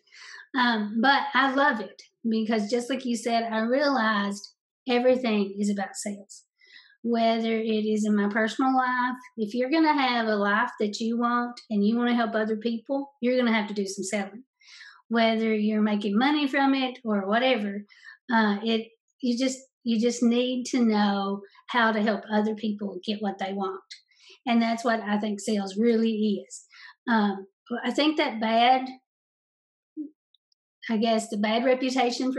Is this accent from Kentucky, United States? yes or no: yes; Eastern Kentucky, United States; I'm from Eastern Kentucky